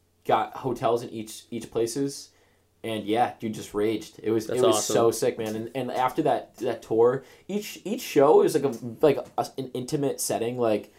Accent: Massachusetts, United States; I'm from Massachusetts.

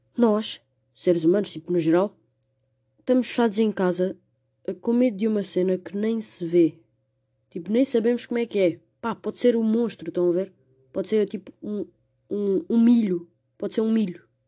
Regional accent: Portugal; como portugueses

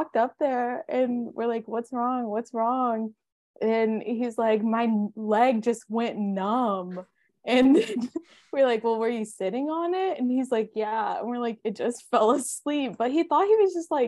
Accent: Glen Rose, Texas, United States; I grew up in Glenrose, so I grew up going to camps

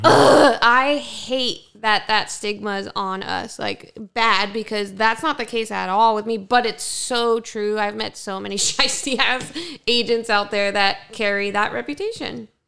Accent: Ontario, California, United States; I grew up in Ontario as a white girl

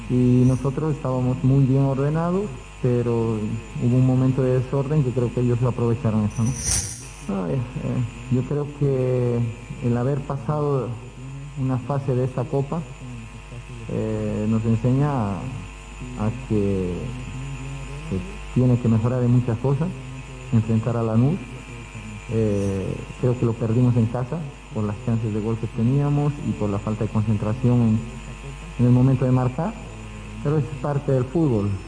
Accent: Bolivia; como boliviano

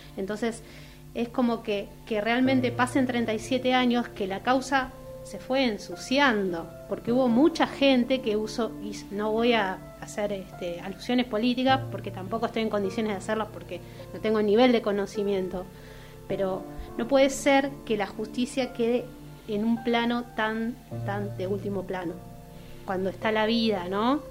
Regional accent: Argentina; cuántas tragedias nos atravesaron como argentinos

